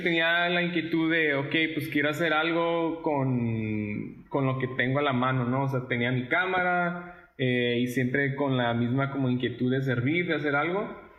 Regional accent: Sonora, Mexico; also born or lived in El Paso, Texas / Ciudad Juárez; now in Monterrey, Mexico; crecí en Sonora, nací en El Paso, Texas, eh, y los últimos cinco años viví entre Ciudad Juárez y El Paso

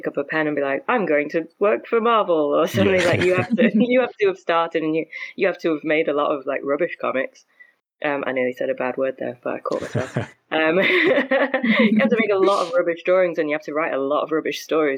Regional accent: Stockport, North West England, United Kingdom; I grew up in Stockport, which is kind of near Manchester in the UK.

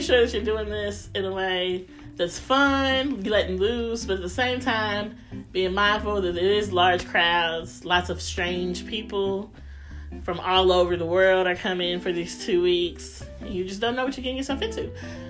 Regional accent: Louisville, Kentucky, United States; moved away as an adult; now in Indiana, United States; I am from Louisville, okay? I lived in Louisville, grew up in Louisville, went to school in Louisville. My first job was in Louisville, okay?

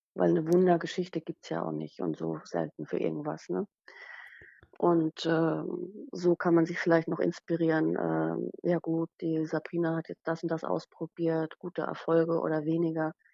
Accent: Rhineland-Palatinate, Germany; moved away as an adult; also born or lived in Sylt; ich bin Pfälzerin von Natur, ich bin ausgewandert

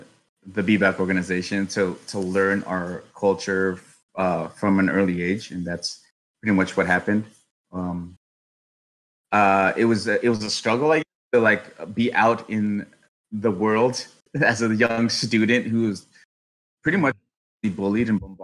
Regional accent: Los Angeles, California, United States; I was born and raised in Los Angeles, California

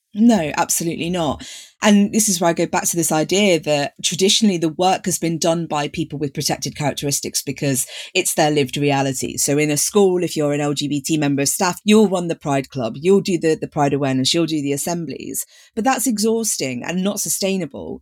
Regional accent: Leicester, East Midlands, United Kingdom; I grew up in Leicester

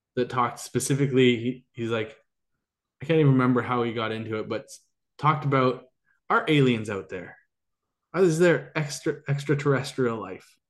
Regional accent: Canada; I'm Canadian

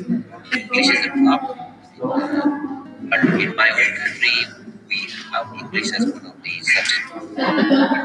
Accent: India; moved away as an adult; now in New Jersey, United States; I'm basically from India

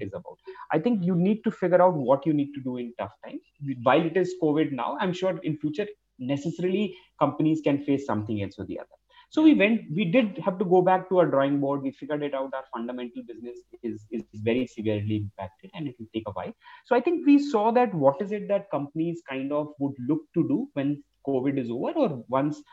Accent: India; as an Indian

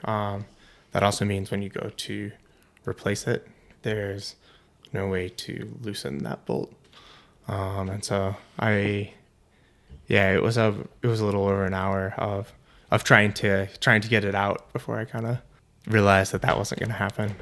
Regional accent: Iowa, United States; moved away as an adult; also born or lived in Colorado; I grew up in Iowa, so middle of the country, flatland

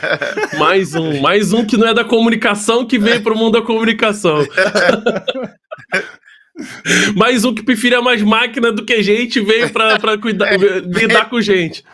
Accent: Niterói, Rio de Janeiro, Brazil; moved away as an adult; now in São Paulo, Brazil; eu sou de Niterói

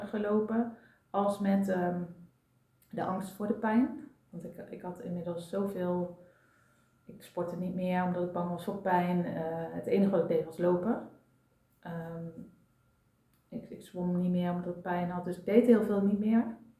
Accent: North Brabant, Netherlands; now in Amsterdam, Netherlands; ik kom oorspronkelijk uit Brabant

